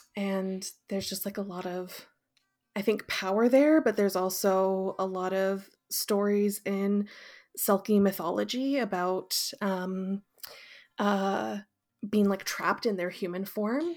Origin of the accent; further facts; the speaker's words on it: Fraser Valley, British Columbia, Canada; also born or lived in Calgary; I grew up in the Fraser Valley in the mainland